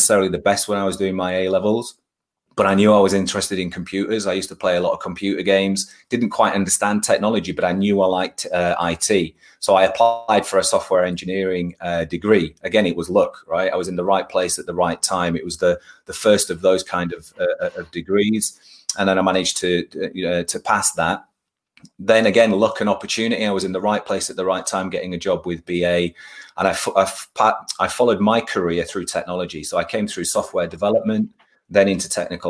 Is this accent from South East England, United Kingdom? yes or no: no; Bradford, Yorkshire and the Humber, United Kingdom; I'm a Yorkshire boy. So I was born in Bradford. And I've been living in Yorkshire on and off for a number of years. But yeah, I was born in Bradford, and I went to school in Bradford.